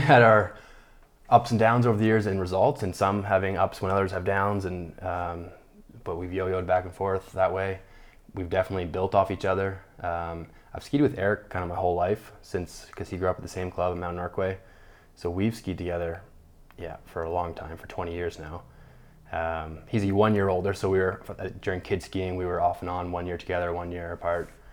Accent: Calgary, Alberta, Canada; also born or lived in Toronto, Ontario; born in Toronto, Ontario, but, uh, moved out to Calgary with my family when I was four. So Calgary, Alberta is home. That's where I grew up.

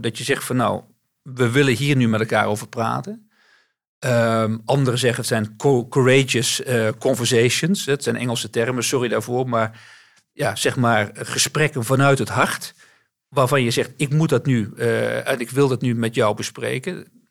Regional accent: North Brabant, Netherlands; moved away as an adult; also born or lived in Amsterdam; ik ben geboren in Amsterdam, maar eh, ben op hele jonge leeftijd verhuisd naar West-Brabant. En ehm, daar ben ik opgegroeid.

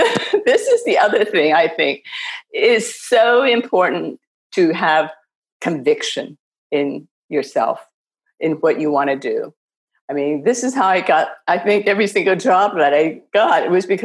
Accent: Ohio, United States; moved away; also born or lived in China / Beijing, China; I think Ohio was a great place. You know, it's friendly and it's the West. I always think of myself as being a Midwesterner.

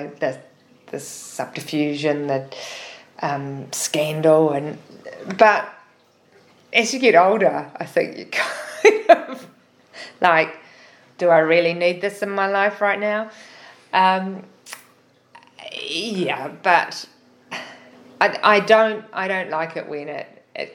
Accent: Auckland, New Zealand; it was in my hometown

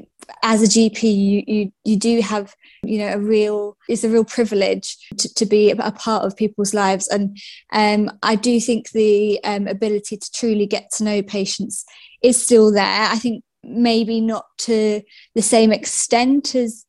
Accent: Essex, East of England, United Kingdom; moved away as an adult; also born or lived in Nottinghamshire; I'm from Essex, and that's where I grew up until I was 18 and went to uni.

